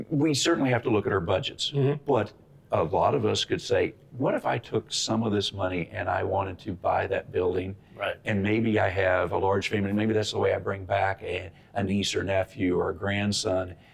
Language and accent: English; Benson, Minnesota, United States; he was from mm-hmm. my hometown of Benson, Minnesota, right.